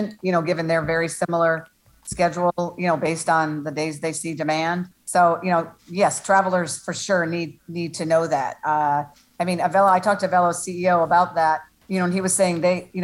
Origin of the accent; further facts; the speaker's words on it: Connecticut, United States; I'm from Connecticut